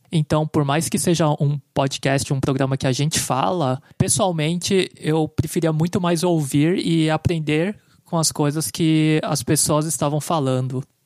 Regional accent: São Paulo, Brazil; nascido e criado em São Paulo

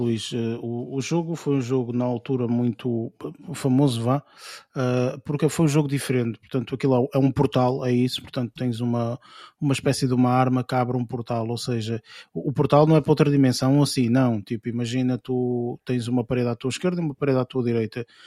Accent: Portugal; como portugueses

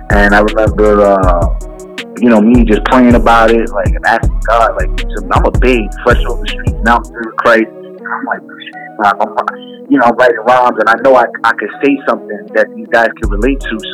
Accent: Jersey City, New Jersey, United States; also born or lived in West New York, New Jersey; grew up in Hudson County, New Jersey. Um, born and raised in Jersey City, then moved to uh, then pretty much bounced around Hudson County, but really lived in West New York, New Jersey for about eight years.

